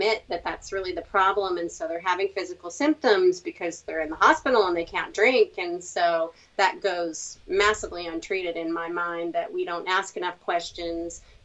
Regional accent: Virginia, United States; also born or lived in Colorado / California / Indiana; now in Florida, United States; I was born and raised in Virginia, but I've moved around a lot.

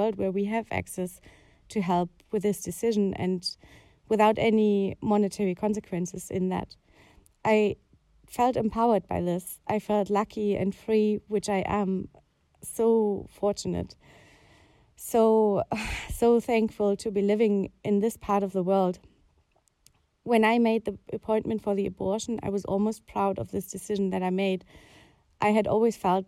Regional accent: Germany; I grew up in Germany

